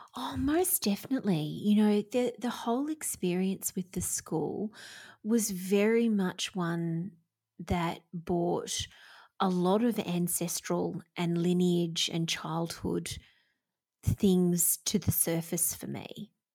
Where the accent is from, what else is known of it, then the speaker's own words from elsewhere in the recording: Victoria, Australia; Victoria, which is my home state here in Australia